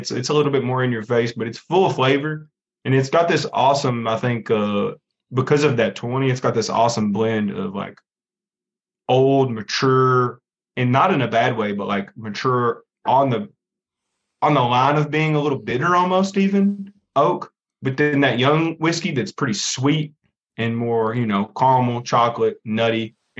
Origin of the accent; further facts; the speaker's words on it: Lawrenceburg, Kentucky, United States; I'm from Lawrenceburg. That's the city where I'm from. And it is the county seat in Anderson County.